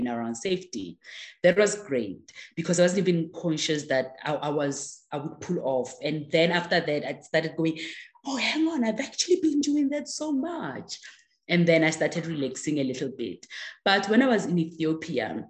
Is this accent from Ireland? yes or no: no; South Africa; first language Tswana; English is a second language; I can sing along in that language. So definitely I must be South African